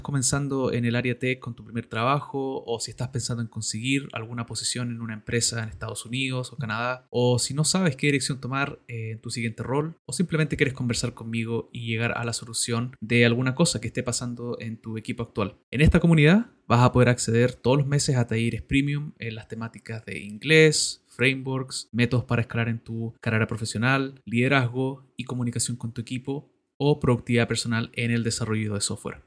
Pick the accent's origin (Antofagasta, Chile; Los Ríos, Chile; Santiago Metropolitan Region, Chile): Los Ríos, Chile; Valdivia; mi ciudad natal eh, de Valdivia